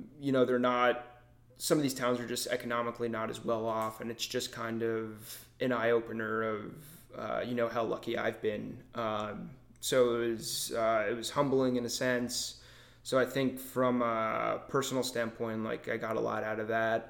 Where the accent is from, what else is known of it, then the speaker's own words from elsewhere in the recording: Long Island, New York, United States; moved away as an adult; also born or lived in Notre Dame, Indiana / Chicago; I grew up in Long Island, New York, went to school at Notre Dame, which, you know, is its own bubble in itself, lived in Chicago.